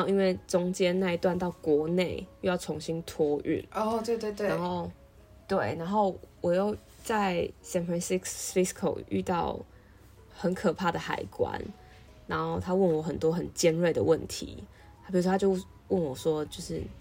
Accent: Taiwan; moved away as an adult; now in Chicago, United States; 他听到我的台湾来

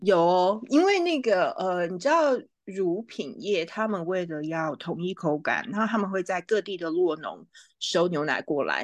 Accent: Taipei, Taiwan; moved away; also born or lived in New York; 我在台北长大，我也从来没有想上一零一耶

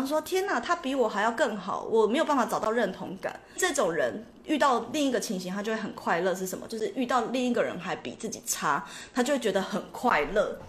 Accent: Taiwan; 我们台湾人

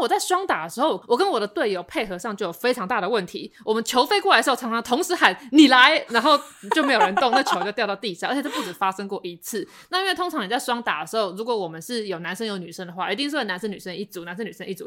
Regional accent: Taipei, Taiwan; 我身为一个台北人，我就是过太爽了

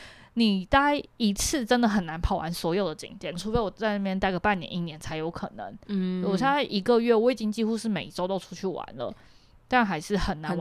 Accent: Matsu, Lienchiang County, Taiwan; moved away; 因为我毕竟是在马祖长大嘛。

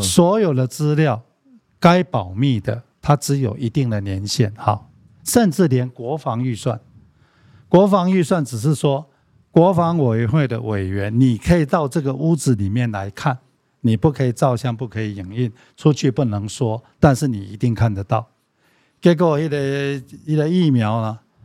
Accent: Taiwan; 我们台湾人

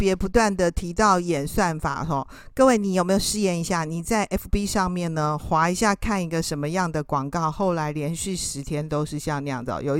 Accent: Taiwan; 可是我们台湾人非常喜欢用 Line，对不对哈？

